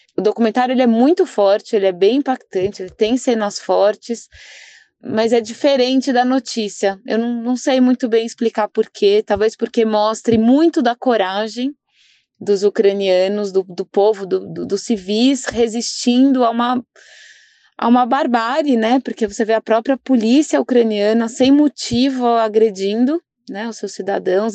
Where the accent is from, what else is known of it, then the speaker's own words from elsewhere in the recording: Brazil; como brasileiros, uma parte nossa, um pé na Europa